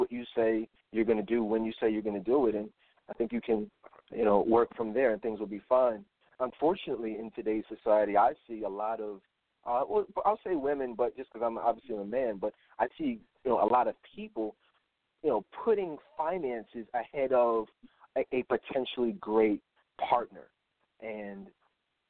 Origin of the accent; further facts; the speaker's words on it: Philadelphia, Pennsylvania, United States; I'm from Philadelphia.